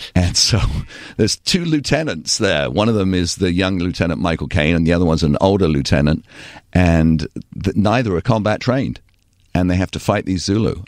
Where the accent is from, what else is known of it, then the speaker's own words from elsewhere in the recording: Torquay, South West England, United Kingdom; moved away; also born or lived in Bristol / Southern California; I was so blessed to grow up there